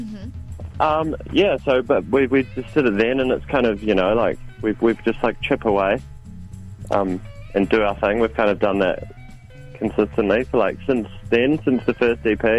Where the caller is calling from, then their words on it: Auckland, New Zealand; Uh well I'm in Auckland.